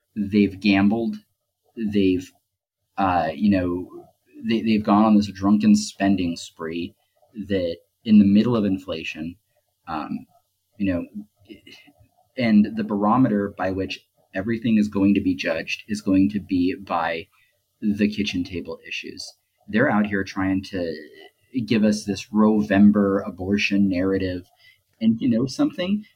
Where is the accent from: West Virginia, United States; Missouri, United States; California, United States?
California, United States; Southern; growing up in Southern California